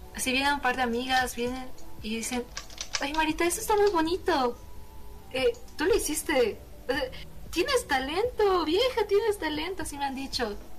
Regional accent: Bolivia; como buena boliviana que soy

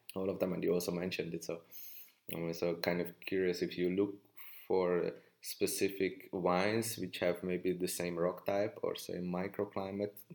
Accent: Hungary; I come from Hungary

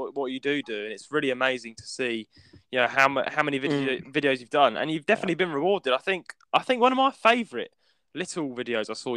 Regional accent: London, United Kingdom; moved away; we don't live in London, but I am from London

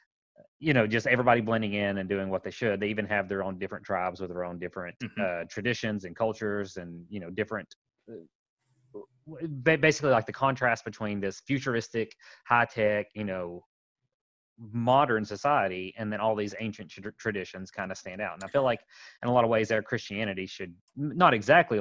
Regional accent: Appalachia, United States

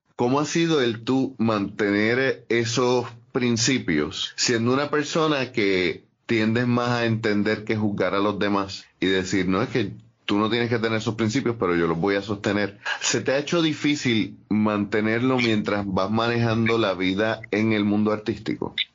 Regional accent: Ponce, Puerto Rico; soy de Ponce

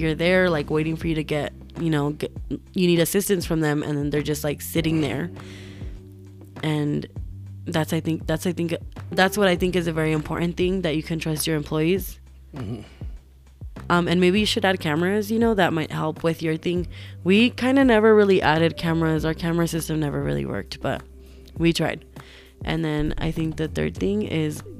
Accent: Albuquerque, New Mexico, United States; I'm from Albuquerque, New Mexico

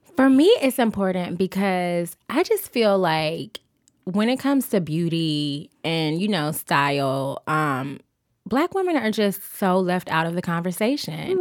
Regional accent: Augusta, Georgia, United States; I'm from Augusta, Georgia

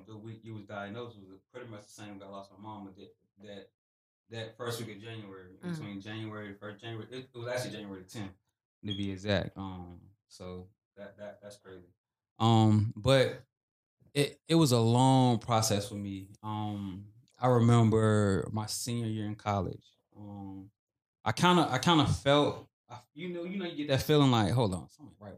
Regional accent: Weldon, North Carolina, United States; I'm officially from Welland. You don't say Welland, you ain't saying it right. Born and raised.

